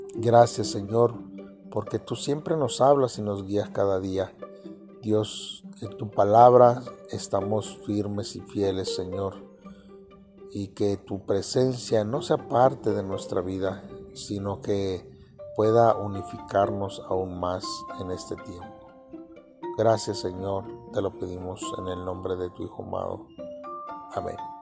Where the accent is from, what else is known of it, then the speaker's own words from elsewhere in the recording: Mexico; somos mexicanos